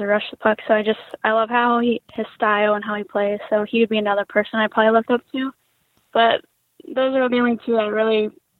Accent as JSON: {"language": "English", "region": "a small town in West Virginia", "country": "United States", "tie": "born or raised there", "said": "I'm from a small town in West Virginia"}